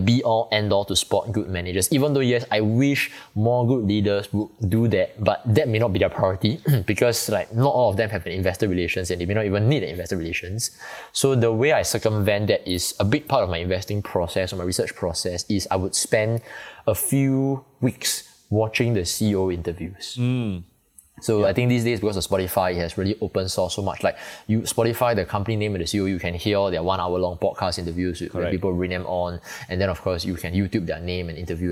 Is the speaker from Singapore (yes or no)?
yes; Singapore; I'm from Singapore